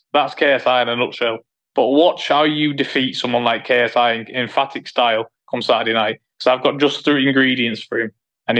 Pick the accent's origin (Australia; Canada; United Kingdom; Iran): United Kingdom; Manchester, North West England; it's in my hometown